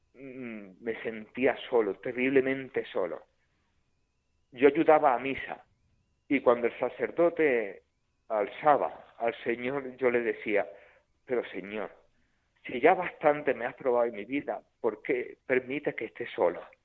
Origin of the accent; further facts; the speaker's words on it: Córdoba, Andalusia, Spain; mil y pico kilómetros de mi tierra, de Córdoba